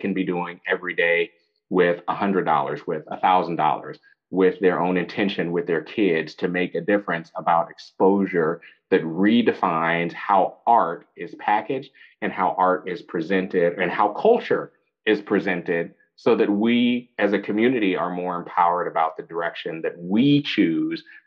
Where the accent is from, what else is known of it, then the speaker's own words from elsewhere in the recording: San Francisco, California, United States; I'm a fourth generation San Franciscan.